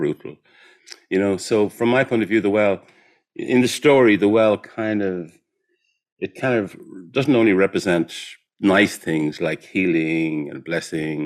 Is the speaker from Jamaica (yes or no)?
no; Ireland; I'm Irish